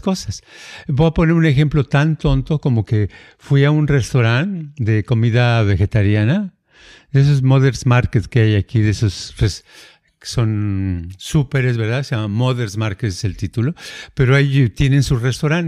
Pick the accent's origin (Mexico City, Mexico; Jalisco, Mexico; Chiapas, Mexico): Jalisco, Mexico; en el pueblito donde yo nací, hay toda la gente que tiene la, la, este, la fama de que todos son taqueros